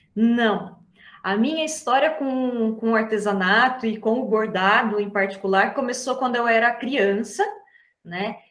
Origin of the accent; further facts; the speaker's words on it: Atibaia, São Paulo, Brazil; sou da cidade de Atibaia, interior de São Paulo